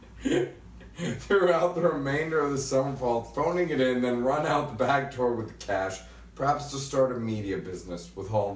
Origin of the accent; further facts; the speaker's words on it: Memphis, Tennessee, United States; people that I grew up with in Memphis